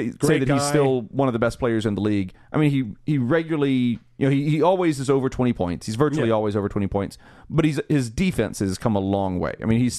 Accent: Louisiana, United States; It's my home state team.

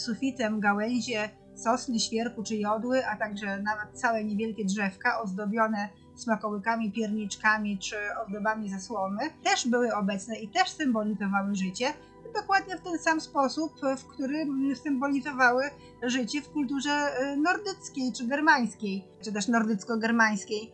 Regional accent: Masovian Voivodeship, Poland; u nas na Mazowszu

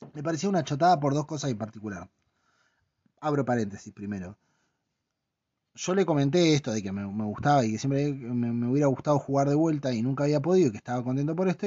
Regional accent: La Plata, Buenos Aires Province, Argentina; moved away; yo cuando era pibe en La Plata

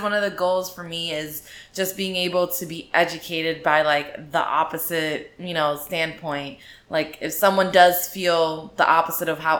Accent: South Florida, United States; we're from Florida. We were born and raised here. We've never really traveled anywhere. South Florida is home.

